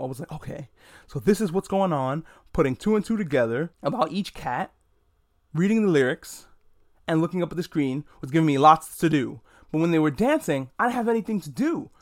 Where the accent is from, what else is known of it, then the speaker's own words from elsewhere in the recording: New York, United States; I'm a New Yorker